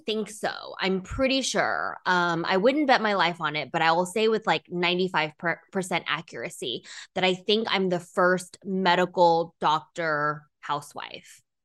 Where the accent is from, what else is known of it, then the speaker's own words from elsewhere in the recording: Texas, United States; also born or lived in China / Dallas, Texas / Ithaca, New York / San Francisco, California; we moved to Texas when I was in grade school, finished, um, high school here